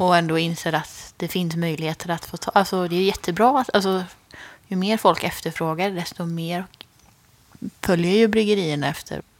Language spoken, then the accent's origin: Swedish; Skara, Västra Götaland, Sweden; moved away; hemma i Skara